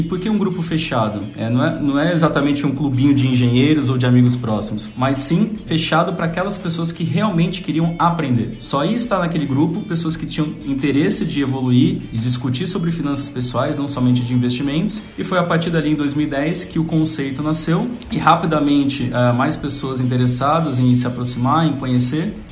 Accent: São Paulo, Brazil; also born or lived in Volta Redonda; Olha, eu nasci em Volta Redonda. Família da minha mãe é de Volta Redonda. Carioca. Mas, carioca, mas sempre morei aqui em São Paulo, então por isso que eu perdi o, o sotaque carioca

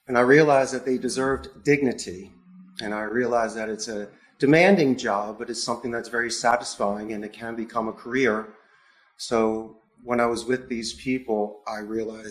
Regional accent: Philadelphia, Pennsylvania, United States; now in Costa Rica; I am from Philadelphia, and Spanish is my second language

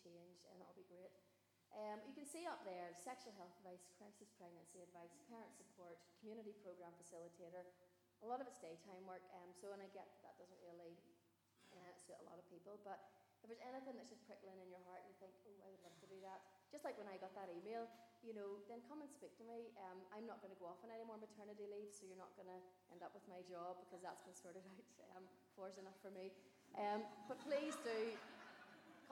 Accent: Carrickfergus, Northern Ireland, United Kingdom; I'm just ordinary from Carrick

